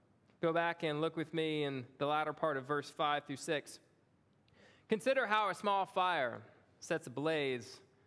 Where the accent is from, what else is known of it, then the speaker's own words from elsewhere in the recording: Long Beach, Mississippi, United States; moved away as an adult; also born or lived in Springfield, Louisiana; I had moved to Long Beach, Mississippi when I was 1 year old